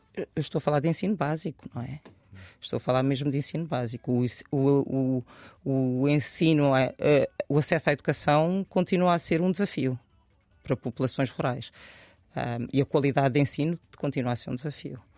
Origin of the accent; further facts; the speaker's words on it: Oeiras, Lisbon, Portugal; moved away as an adult; also born or lived in Bissau, Guinea-Bissau / Benfica, Lisbon; cresci em Oeiras e depois em Benfica